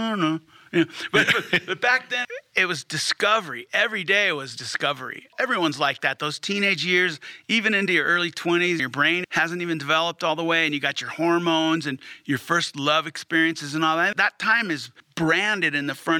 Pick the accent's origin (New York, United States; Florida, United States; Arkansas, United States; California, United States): California, United States; Hermosa Beach; moved away as an adult; now in Fort Collins, United States; Growing up in Hermosa Beach at age 14